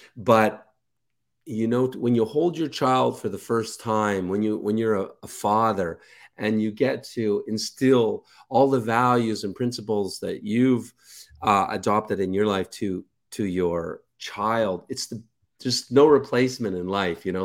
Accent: Canada; moved away as an adult; also born or lived in Ukraine / Kelowna, British Columbia; I'm Canadian

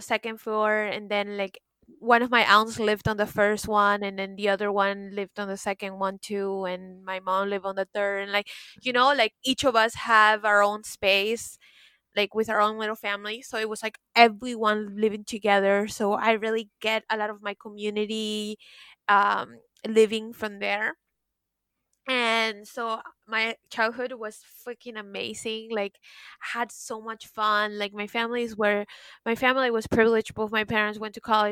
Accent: Peru; also born or lived in Miami, United States / New York, United States; now in France; growing up in Peru

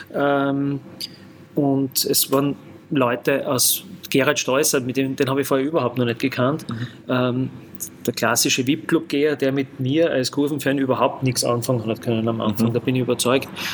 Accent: Graz, Styria, Austria; also born or lived in Lower Austria; gebürtiger Grazer, äh, in der Größestraße circa 300 äh, Meter neben GAK-Stadion aufgewachsen

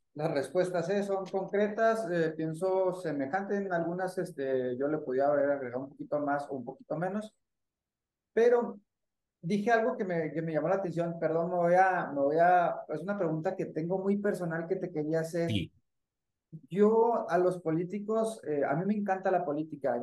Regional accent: Chihuahua, Mexico; yo como chihuahuense

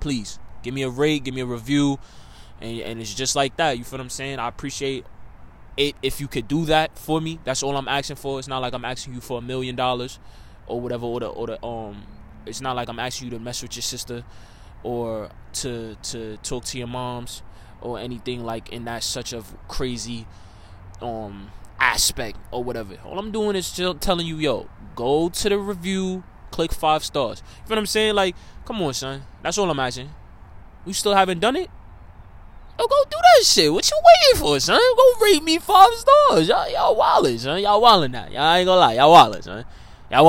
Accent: New York City, New York, United States; me being a New Yorker

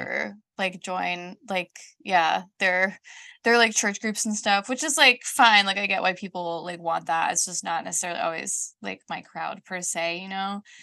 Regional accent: Colorado Springs, Colorado, United States; moved away as an adult; also born or lived in the Southern United States / Denver, United States; now in Scotland, United Kingdom; I grew up in the South, um, when I was about nine, we moved from the South to Colorado Springs

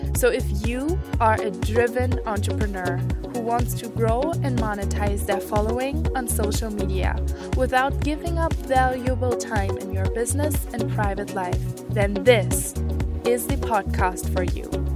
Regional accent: Germany; was born and raised in Germany, in a really small town.

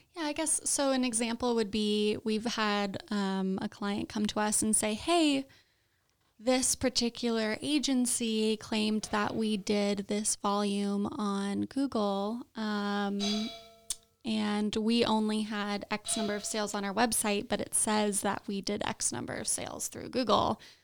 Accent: Southern California, United States; I grew up in Southern California.

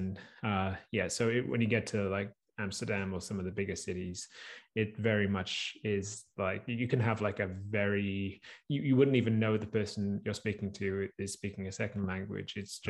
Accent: United Kingdom; And as British, and I think you get it, you know, in parts of the US as well, where it's like, you know, it's like English is like, it's all I know.

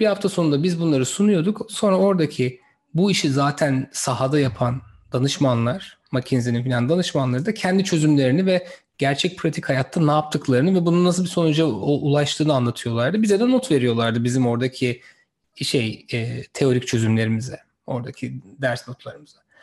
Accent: İzmir, Turkey; moved away as an adult; also born or lived in Sivas / Massachusetts, United States / Stanford, United States; Sivaslı bir arkadaşınızım. İzmir'de büyüdüm

